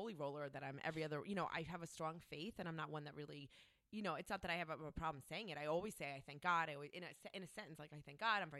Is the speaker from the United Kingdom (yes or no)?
no; New Jersey, United States; growing up in Jersey, we grew up around a lot of mafiosos and mafia people.